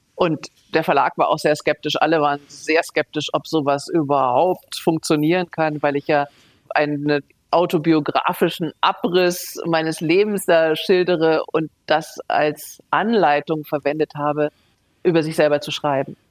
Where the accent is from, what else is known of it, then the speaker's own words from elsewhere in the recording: Germany; ich als Deutsche so aufgewachsen bin